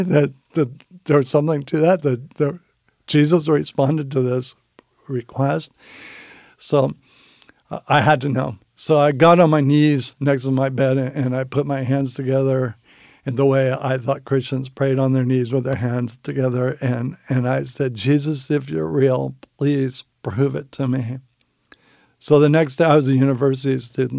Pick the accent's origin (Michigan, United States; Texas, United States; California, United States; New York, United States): California, United States; San Francisco; I grew up in San Francisco